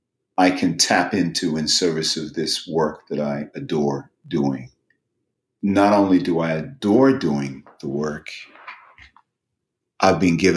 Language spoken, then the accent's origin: English; Lewisham, London, United Kingdom; It's a wonderful thing that I don't necessarily sound like I am from Lewisham, but it's also a wonderful thing that I could sound